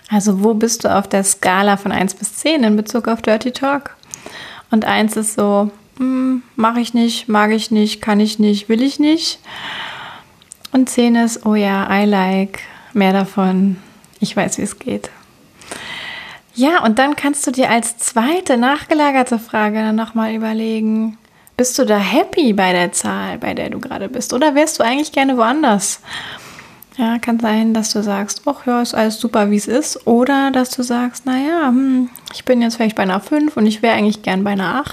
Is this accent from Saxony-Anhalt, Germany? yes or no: no; Cologne, North Rhine-Westphalia, Germany; Ich komme aus Köln und ich freue mich, dass du von wo auch immer du gerade einschaltest, heute mit dabei bist